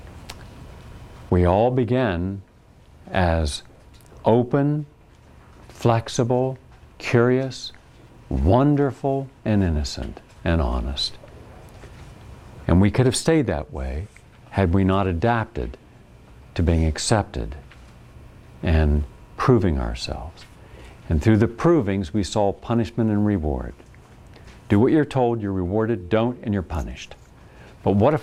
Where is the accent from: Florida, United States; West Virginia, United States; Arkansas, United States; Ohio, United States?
West Virginia, United States; moved away; where we grew up in West Virginia